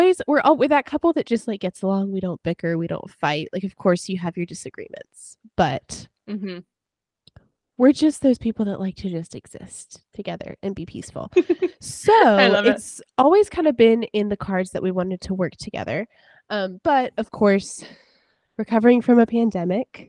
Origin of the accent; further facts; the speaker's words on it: North Carolina, United States; I'm from North Carolina